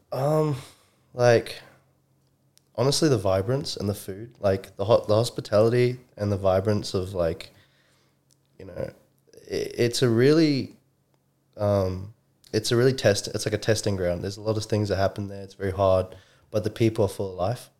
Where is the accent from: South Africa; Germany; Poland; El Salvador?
South Africa; Johannesburg, Gauteng; also born or lived in New Zealand; now in Brisbane, Australia; I'm originally from Randburg, South Africa, Johannesburg, Joburg. Um, I was born and raised there